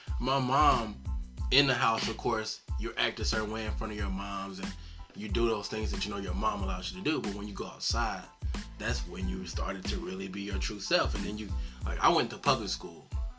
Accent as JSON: {"language": "English", "town": "Thomasville", "region": "Georgia", "country": "United States", "tie": "born or raised there", "said": "I'm from Thomasville, Georgia, man. Come 229, man."}